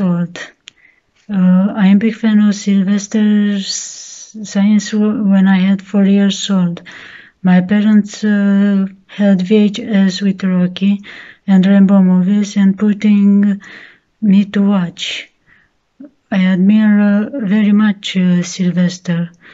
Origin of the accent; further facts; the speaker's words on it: Romania; I am from Romania